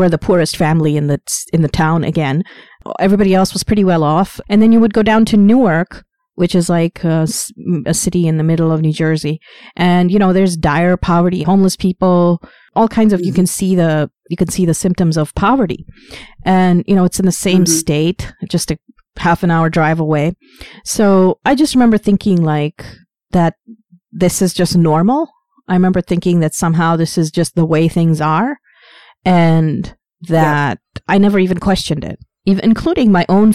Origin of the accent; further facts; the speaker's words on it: Pakistan; now in Canada; I was born in Pakistan, and I was born in a poor family where my parents were living was a slum.